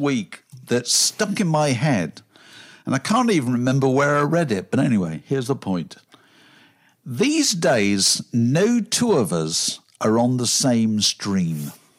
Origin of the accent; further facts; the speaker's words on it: Virginia Water, South East England, United Kingdom; which is quite remarkable when you consider that I grew up in Virginia Water and I've gone to college goldsmiths.